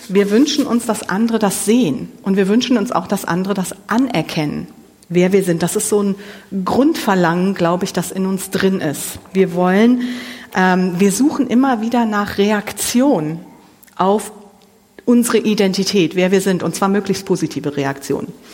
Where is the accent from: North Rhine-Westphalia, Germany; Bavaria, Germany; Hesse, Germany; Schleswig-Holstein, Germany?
North Rhine-Westphalia, Germany; Mönchengladbach; moved away as an adult; now in Siegerland, Germany; ich komme hier aus Mönchengladbach, ich bin hier groß geworden